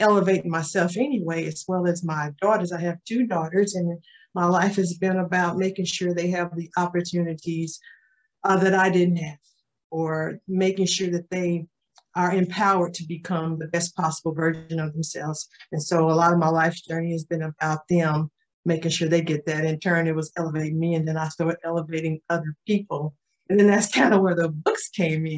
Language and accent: English; Tulsa, Oklahoma, United States; I am from Tulsa, Oklahoma, born and raised, been here all my life